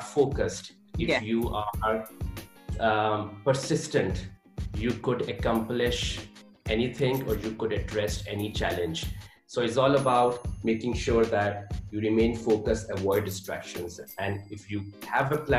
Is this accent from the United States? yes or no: no; Pakistan; moved away as an adult; also born or lived in Hamburg, Germany; now in Munich, Germany; I was born and raised in Pakistan.